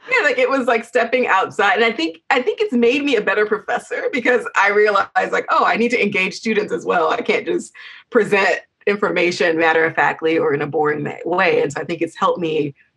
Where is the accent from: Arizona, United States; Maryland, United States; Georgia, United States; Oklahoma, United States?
Georgia, United States; I'm from Georgia